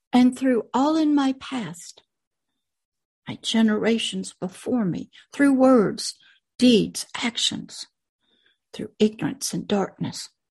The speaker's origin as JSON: {"language": "English", "country": "United States", "tie": "born or raised there", "said": "My dirt body came out of America. The world that my dirt body lives in is in America."}